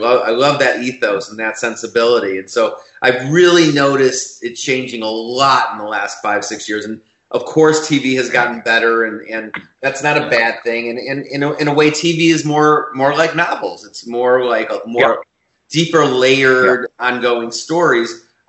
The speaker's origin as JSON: {"language": "English", "town": "Chicago", "region": "Illinois", "country": "United States", "tie": "born or raised there", "also_born_or_lived": "New York", "moved": "as an adult", "lives_now": "Los Angeles, United States", "said": "I grew up in Chicago, and then I went to University of Illinois for undergrad and New York University for graduate school, and then I came out to Los Angeles."}